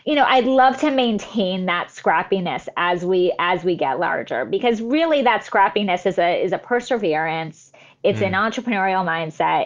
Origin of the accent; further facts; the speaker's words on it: the Valley, California, United States; I grew up in the Valley, which is nothing like a farm